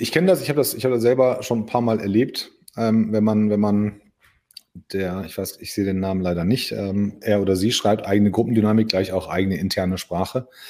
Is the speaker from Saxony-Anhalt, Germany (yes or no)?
no; Hagen, North Rhine-Westphalia, Germany; als Hagener